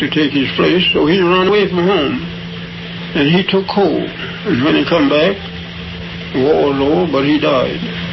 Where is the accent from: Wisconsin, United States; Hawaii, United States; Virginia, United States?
Virginia, United States; Charlottesville; I was born in Charlottesville, Virginia